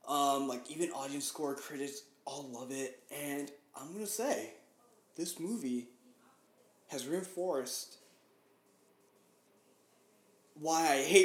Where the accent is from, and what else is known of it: United States; born or raised there; English is a second language